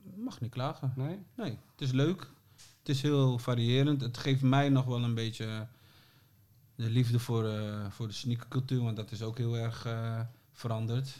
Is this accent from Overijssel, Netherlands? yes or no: no; Groningen, Netherlands; now in Amsterdam, Netherlands; En ik woonde al in Amsterdam, want we komen allebei uit Groningen